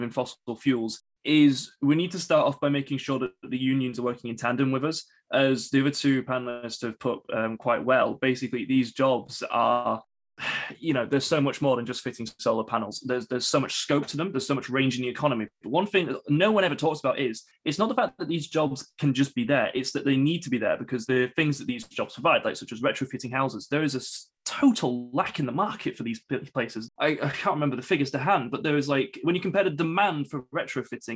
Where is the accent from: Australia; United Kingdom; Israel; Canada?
United Kingdom; Wakefield, Yorkshire and the Humber; I'm from Wakefield